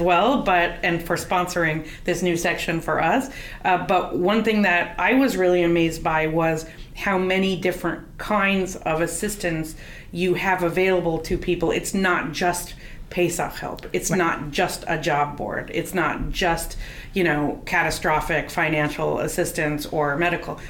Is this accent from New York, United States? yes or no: no; California, United States; I'm from California also